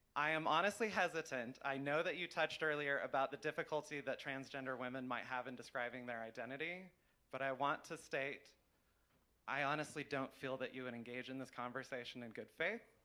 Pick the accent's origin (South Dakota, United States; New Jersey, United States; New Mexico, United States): New Mexico, United States; here in New Mexico, you know, my home state I grew up